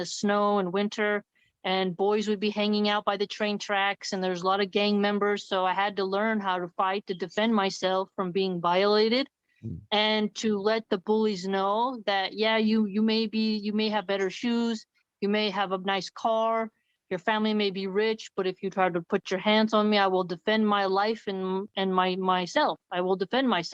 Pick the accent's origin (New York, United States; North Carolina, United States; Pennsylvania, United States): Pennsylvania, United States; Philadelphia; growing up in the hood and growing up in Philadelphia, growing up in very violent areas